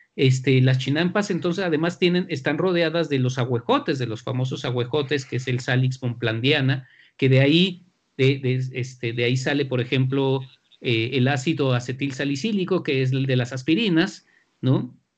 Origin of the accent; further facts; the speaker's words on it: central Mexico, Mexico; de dónde sale toda nuestra cultura este, como mexicanos de la parte central